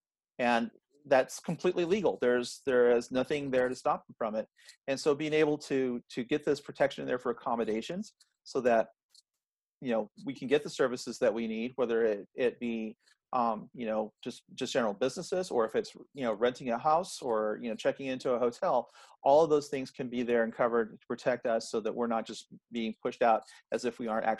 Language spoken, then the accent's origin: English; Norman, Oklahoma, United States; moved away as an adult; also born or lived in Edmond, Oklahoma / Colorado / Arizona; now in Kansas, United States; Oklahoma, I grew up in Norman. And so I was there at the University of Oklahoma. That's not where I went to school, but that is where, you know, I spent all my time until I was 19, and then I moved to Edmond, Oklahoma.